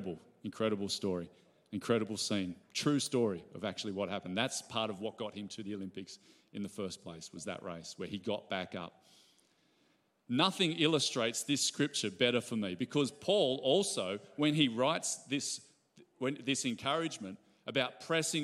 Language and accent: English; Ballina, New South Wales, Australia; I grew up in Ballina.